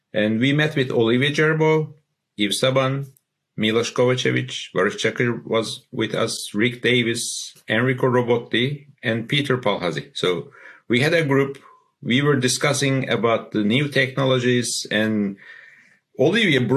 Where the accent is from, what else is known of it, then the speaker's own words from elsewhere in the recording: Istanbul, Turkey; I'm from Turkey, Istanbul